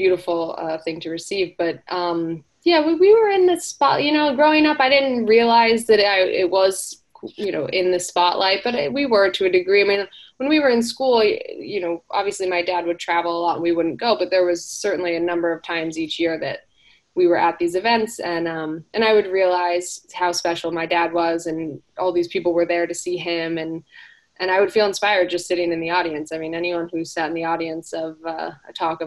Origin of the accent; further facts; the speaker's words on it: South Florida, United States; also born or lived in Hawaii; I grew up in South Florida for the most part, but we would spend our summers out in Hawaii as a family